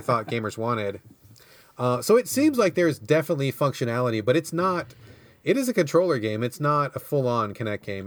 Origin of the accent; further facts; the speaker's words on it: United States; I'm American